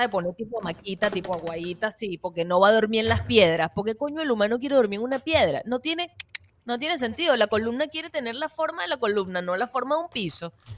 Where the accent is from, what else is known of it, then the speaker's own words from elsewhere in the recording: Venezuela; also born or lived in Florida, United States; now in United States; nosotros como venezolanos que ya estábamos viviendo aquí